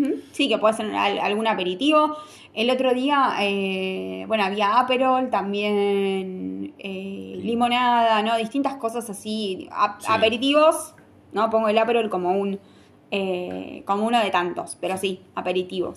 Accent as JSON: {"language": "Spanish", "country": "Argentina", "said": "Somos argentinos"}